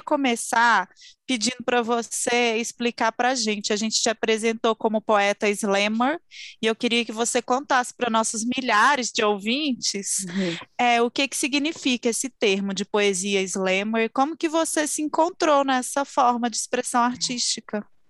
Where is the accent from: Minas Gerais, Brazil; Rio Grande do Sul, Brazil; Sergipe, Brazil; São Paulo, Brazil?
Minas Gerais, Brazil; Belo Horizonte; Belo Horizonte, minha terra natal.